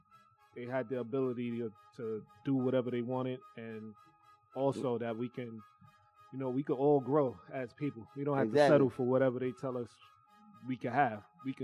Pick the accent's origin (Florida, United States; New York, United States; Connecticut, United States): New York, United States; New York City; I'm from Brooklyn, Bed-Stuy.